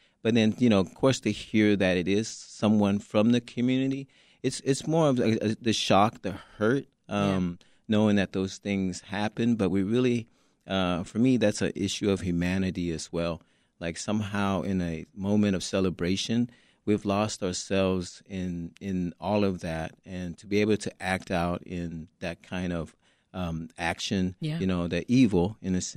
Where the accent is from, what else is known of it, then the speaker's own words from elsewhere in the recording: Vietnam; now in Chicago, United States; I'm a refugee from Vietnam.